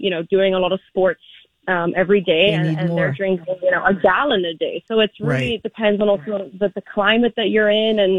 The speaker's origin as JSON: {"language": "English", "region": "Vienna", "country": "Austria", "tie": "born or raised there", "moved": "as an adult", "lives_now": "United States", "said": "we started in 2017 in Vienna. That's my hometown."}